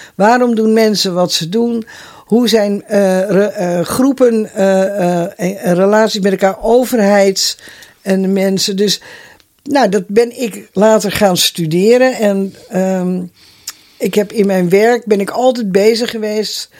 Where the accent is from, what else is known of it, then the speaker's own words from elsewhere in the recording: Netherlands; also born or lived in Schalkwijk; ik ben opgegroeid in het Rozenstok huis. Ja. Ik was 14 jaar dat we daar kwamen wonen.